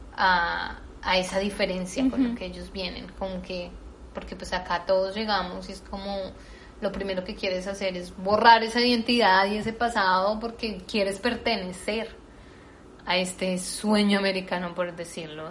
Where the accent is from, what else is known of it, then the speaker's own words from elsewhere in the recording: Colombia; moved away; yo soy latina, que soy colombiana